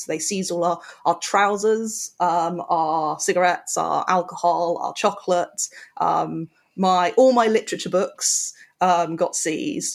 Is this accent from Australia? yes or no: no; United Kingdom; we're British